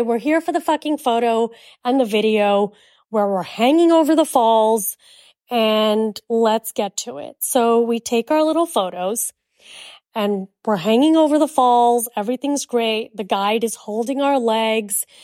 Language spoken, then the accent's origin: English; United States; accent: American; also born or lived in India; we're from America